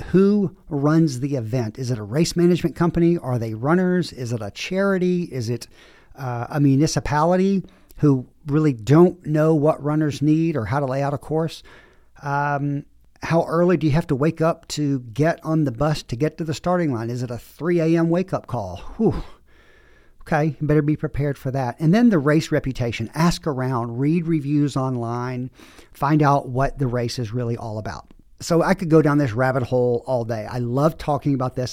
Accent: the South, United States; now in Southwest, United States; I grew up in the South

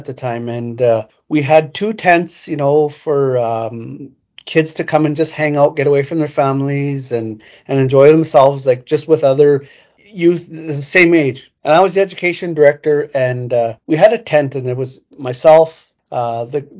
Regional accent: Prince Albert, Saskatchewan, Canada; I'm a proud Métis man, born and raised in Prince Albert.

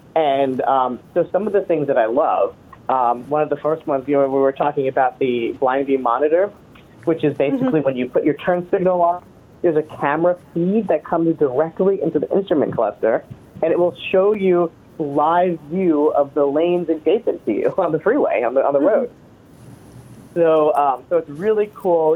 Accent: East Coast, United States; now in Orange County, California, United States; I grew up on the East Coast

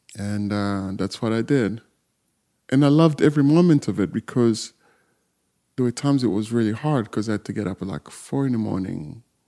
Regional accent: southern Congo, DR Congo; moved away; I was born in Warzone, in south of Congo

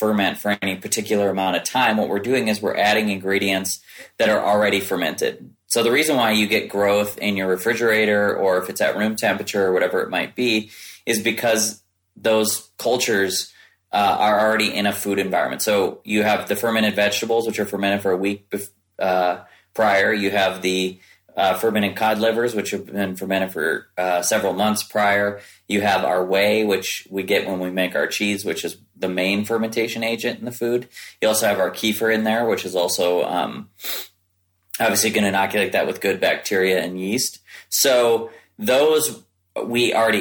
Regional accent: Midwest, United States; I grew up in the Midwest

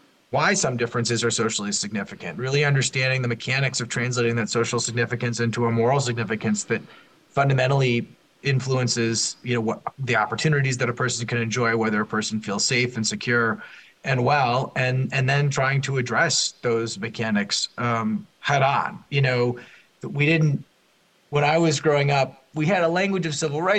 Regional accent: Minneapolis, Minnesota, United States; I grew up in an affluent suburb of Minneapolis

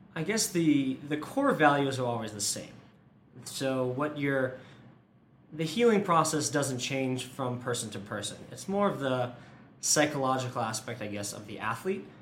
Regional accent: Massachusetts, United States; now in Boulder, United States; I'm from the East Coast, Massachusetts originally, and we don't have a ton of adventure sports

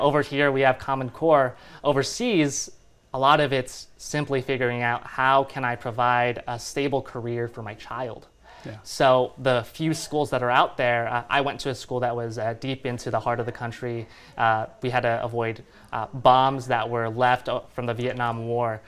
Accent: Fresno, California, United States; born and raised in the Central Valley, Fresno, California

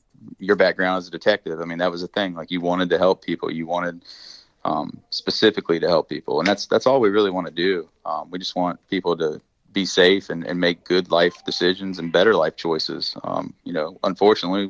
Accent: West Virginia, United States; moved away; I'm from West Virginia

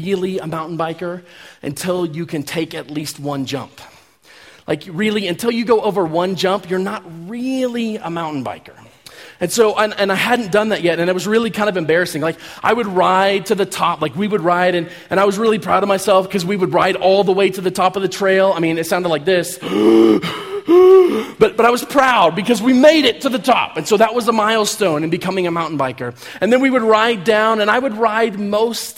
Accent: Kansas, United States; I'm from Kansas. We don't really have mountains in Kansas

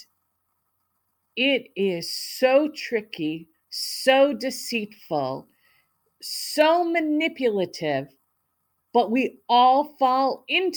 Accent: United States; also born or lived in Italy / Canada / Africa; I was raised mostly in the United States

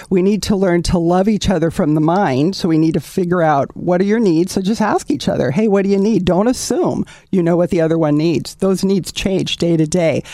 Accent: Southern California, United States; I'm a native Californian to the marrow of my bones. I'm very proud Southern California.

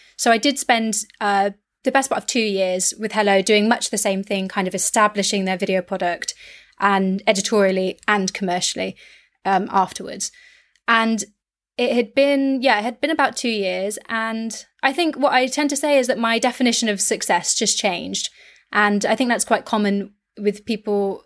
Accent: West Country, South West England, United Kingdom; I'm from the West Country

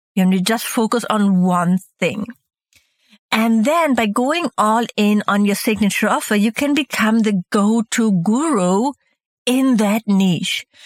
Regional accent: Hamburg, Germany; also born or lived in Mallorca, Spain; Hamburg, my hometown

